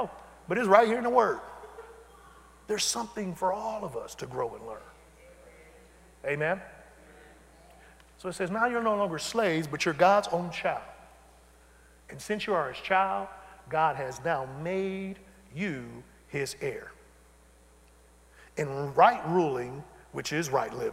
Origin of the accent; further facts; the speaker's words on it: Detroit, Michigan, United States; I'm from Detroit